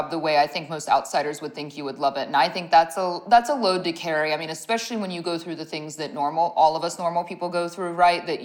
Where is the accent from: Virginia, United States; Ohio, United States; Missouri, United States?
Ohio, United States; moved away as an adult; now in Dallas, United States; And I'm from Ohio originally, but when I I had moved to Dallas, right, to get this job